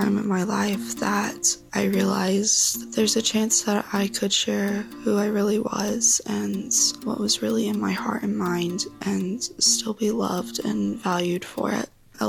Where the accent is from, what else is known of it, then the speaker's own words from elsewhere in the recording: Independence, Virginia, United States; I'm from Independence, Virginia.